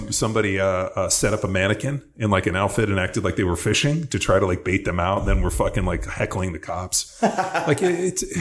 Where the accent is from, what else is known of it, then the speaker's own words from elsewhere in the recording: Palos Verdes, California, United States; I grew up in Palos Verdes.